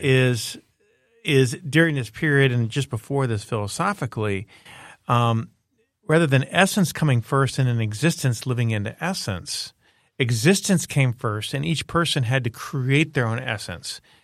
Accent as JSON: {"language": "English", "town": "Miami", "region": "Florida", "country": "United States", "tie": "born or raised there", "said": "I grew up in Miami, Florida"}